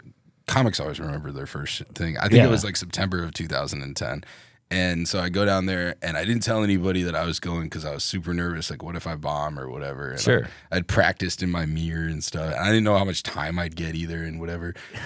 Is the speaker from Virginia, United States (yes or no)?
no; Cedar Rapids, Iowa, United States; moved away as an adult; also born or lived in Las Vegas, Nevada; I'm from Cedar Rapids.